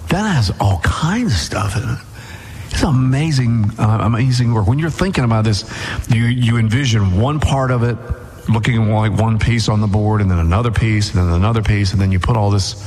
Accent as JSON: {"language": "English", "region": "Mississippi", "country": "United States", "said": "I'm from Mississippi"}